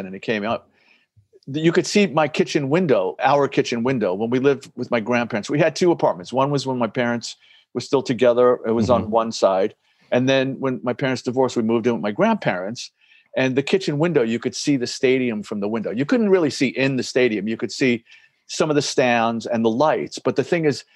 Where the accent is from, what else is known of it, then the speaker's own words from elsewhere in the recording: New York City, New York, United States; growing up in the Bronx, Ricky. Oh, yeah, man. I lived there until maybe I was 12 or 13.